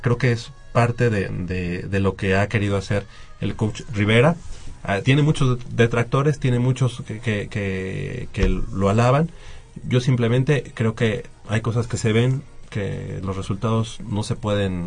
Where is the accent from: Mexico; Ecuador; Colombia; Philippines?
Mexico; nosotros como mexicanos